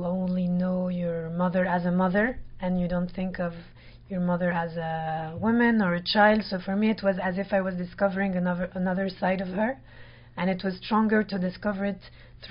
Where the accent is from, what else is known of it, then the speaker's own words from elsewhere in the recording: France; I was born in France.